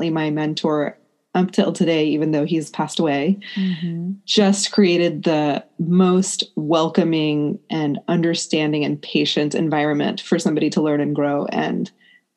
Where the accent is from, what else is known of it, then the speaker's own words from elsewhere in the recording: United States; I'm an Indian American woman. I was raised in the U.S. My parents are born in India and came here in the 70s